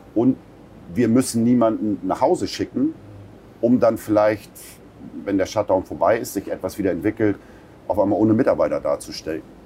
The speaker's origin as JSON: {"language": "German", "town": "Buxtehude", "region": "Lower Saxony", "country": "Germany", "tie": "born or raised there", "moved": "as an adult", "said": "Buxtehude haben wir uns nach über 20 Jahren äh, Weltenbummlerei äh, haben wir uns entschieden, weil das meine Heimatstadt ist"}